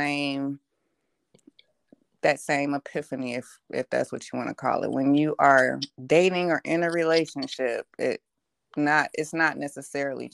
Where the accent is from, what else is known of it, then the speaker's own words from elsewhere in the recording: Cleveland, Ohio, United States; I'm from Cleveland, Ohio